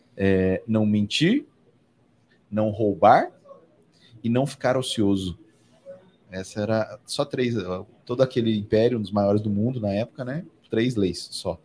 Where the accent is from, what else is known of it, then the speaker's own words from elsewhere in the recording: Assis, São Paulo, Brazil; also born or lived in Carapicuíba; eu tive a sorte de crescer num balcão, né? Eu, como eu disse aqui, o meu berço era saco de feijão e de arroz na merceariazinha da minha mãe, no interior de São Paulo, lá em Assis. Sou de Carapicuíba